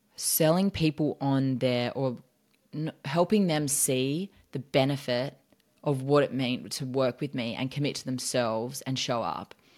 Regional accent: Australia; moved away as an adult; now in United States

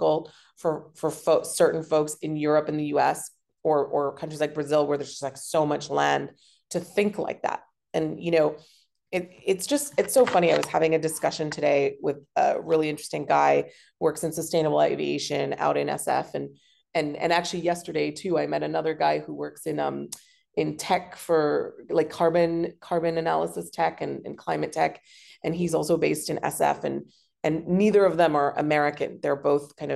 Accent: Hong Kong; growing up in Hong Kong, because we have fantastic public transport and it's a pedestrian city

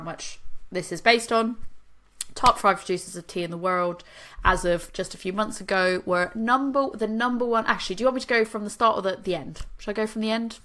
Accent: Boston, Massachusetts, United States; now in United Kingdom; I'm from Boston

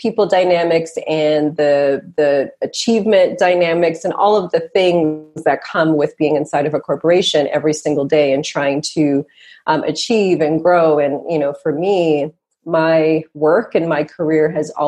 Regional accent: Toronto, Ontario, Canada; also born or lived in Montreal; I'm a Canadian girl, born and raised here in Canada, born in Montreal, grew up in Toronto

